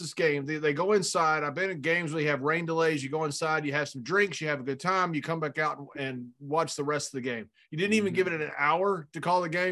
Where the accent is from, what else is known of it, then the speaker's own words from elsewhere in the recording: West Texas, United States; West Texas, where I grew up